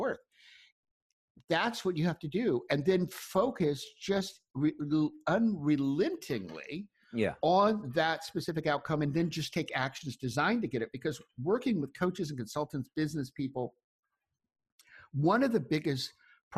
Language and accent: English; Ocklawaha, Florida, United States; moved away; I grew up in a little town called Oklawaha